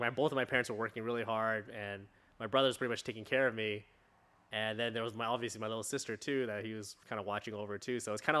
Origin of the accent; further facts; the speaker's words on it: Long Beach, California, United States; I was born here, pretty much, in California, Long Beach. And then I pretty much stayed in OC the whole time.